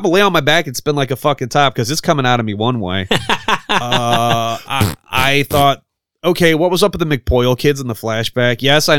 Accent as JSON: {"language": "English", "area": "the Midwest, near Haddonfield", "region": "Illinois", "country": "United States", "said": "We are from the Midwest, actually. Like, we are where fictional Haddonfield should be, or, you know, like, not too far from here."}